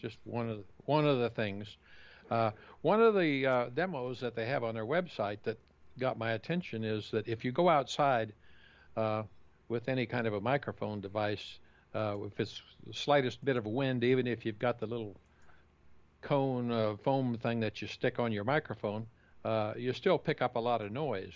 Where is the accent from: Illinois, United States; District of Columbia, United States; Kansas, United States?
Kansas, United States; the farm I grew up in Kansas